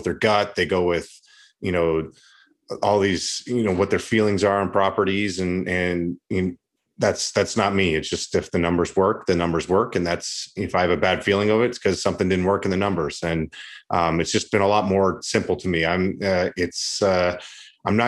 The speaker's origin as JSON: {"language": "English", "country": "Canada", "also_born_or_lived": "United States / Russia / Latvia / Switzerland", "moved": "as an adult", "said": "I'm Canadian"}